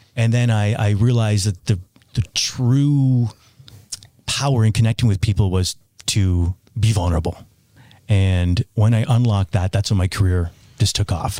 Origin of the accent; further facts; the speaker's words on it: Toronto, Ontario, Canada; moved away; where I grew up in Toronto